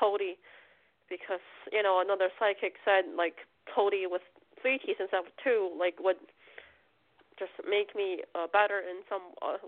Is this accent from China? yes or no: yes; China; born there; That I was born in China.